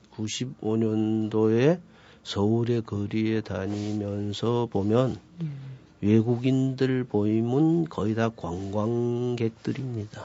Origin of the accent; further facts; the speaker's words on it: Yanbian, Jilin, China; moved away as an adult; now in Seoul, South Korea; 어, 중국 연변입니다.